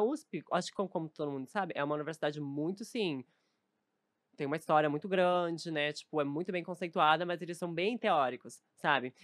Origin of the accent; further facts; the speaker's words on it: Novo Hamburgo, Rio Grande do Sul, Brazil; moved away as an adult; also born or lived in Porto Alegre; now in São Paulo, Brazil; sou de Novo Hamburgo que é pertinho, assim, 40 quilômetros, bem pertinho